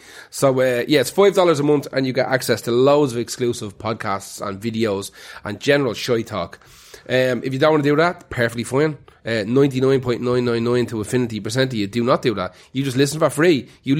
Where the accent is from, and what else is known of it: Ireland